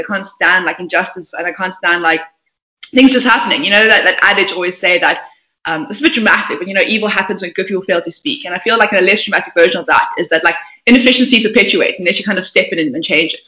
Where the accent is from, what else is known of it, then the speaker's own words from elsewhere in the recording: Port Elizabeth, Eastern Cape, South Africa; I was born um, in Port Elizabeth, not a very auspicious town.